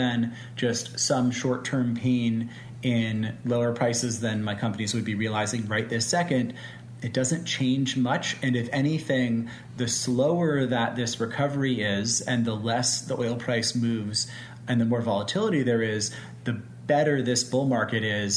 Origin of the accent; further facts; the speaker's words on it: United States; I'm American